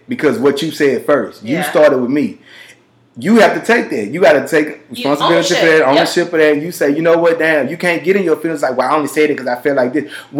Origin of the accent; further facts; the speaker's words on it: Louisiana, United States; also born or lived in Texas; we're from the South. Like growing up in Louisiana and Texas, like, and y'all know where I grew up at.